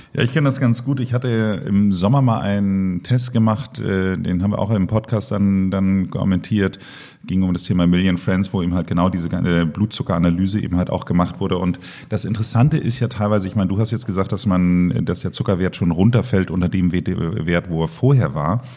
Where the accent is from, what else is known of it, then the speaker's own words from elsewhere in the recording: Germany; als Deutscher